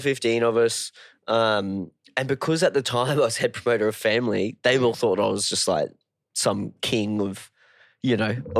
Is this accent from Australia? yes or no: yes; Cairns, Queensland, Australia; moved away; also born or lived in Townsville; I grew up in Cairns.